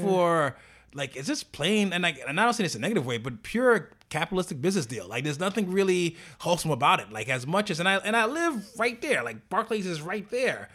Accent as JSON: {"language": "English", "region": "New York", "country": "United States", "said": "as a New Yorker"}